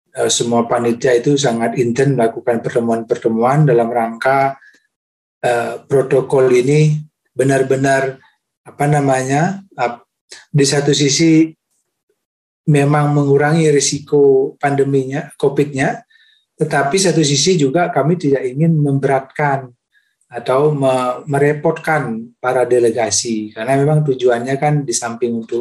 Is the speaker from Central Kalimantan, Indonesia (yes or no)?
no; Bali, Indonesia; saya kira uh, saya sebagai warga Bali ya uh, uh, merasa bersyukur